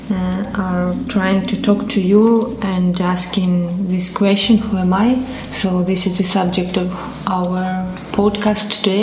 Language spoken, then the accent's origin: Russian; Caracas, Capital District, Venezuela; что я из Венесуэлы, что я родился в столице моей страны, в Каракасе.